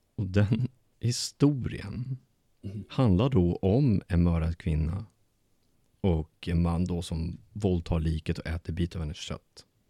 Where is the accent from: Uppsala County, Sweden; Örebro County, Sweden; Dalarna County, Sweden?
Uppsala County, Sweden; Bålsta; moved away; min hemstad